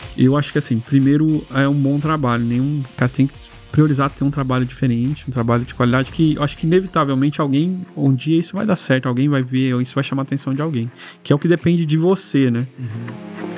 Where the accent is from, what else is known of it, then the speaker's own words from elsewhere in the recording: Londrina, Paraná, Brazil; A gente é de Londrina